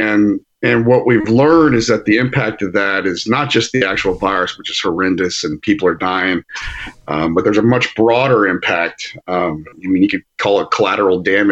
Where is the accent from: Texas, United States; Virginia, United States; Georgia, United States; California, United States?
Texas, United States; Aledo; We're from Aledo originally